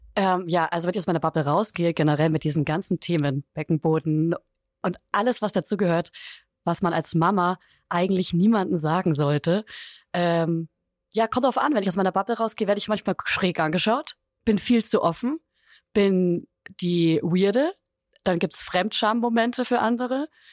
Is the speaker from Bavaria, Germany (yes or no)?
yes; Upper Franconia, Bavaria, Germany; weil ich aus Bayern komme